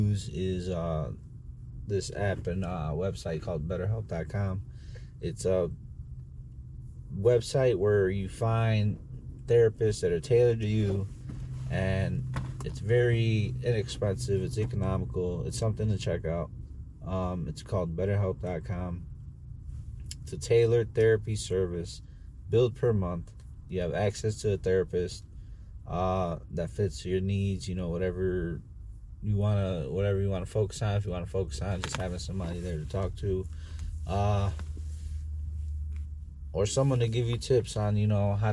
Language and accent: English; Chicago, Illinois, United States; I'm from South Chicago